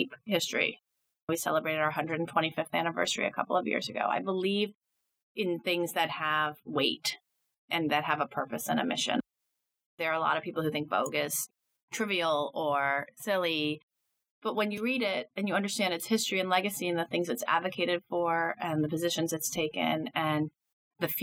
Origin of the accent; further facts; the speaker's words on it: New York City, New York, United States; also born or lived in Nashville, Tennessee; I grew up in Midtown Manhattan. Spent my whole life here, basically, until I went to college